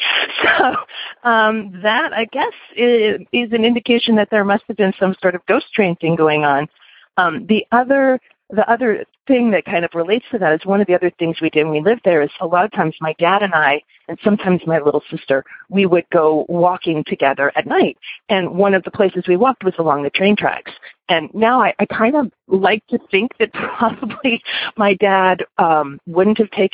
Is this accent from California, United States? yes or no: yes; Los Angeles, California, United States; I grew up in Los Angeles in this sort of little unincorporated area kind of tucked in near Playa del Rey